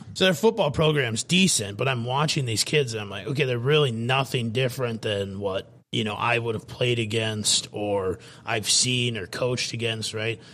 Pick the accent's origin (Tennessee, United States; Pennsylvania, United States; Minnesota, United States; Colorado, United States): Minnesota, United States; Fairmont; moved away; I'm obviously from Fairmont, Minnesota myself. Uh, born and raised